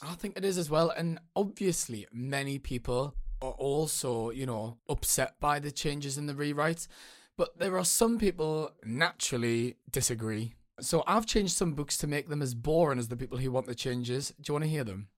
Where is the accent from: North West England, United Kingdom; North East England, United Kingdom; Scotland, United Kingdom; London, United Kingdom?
North East England, United Kingdom; Newcastle upon Tyne; accent: northern; So, I'm from Newcastle, and sometimes the, the northern accent is a little bit misunderstood